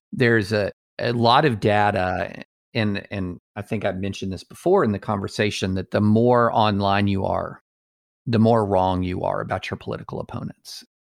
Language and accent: English; United States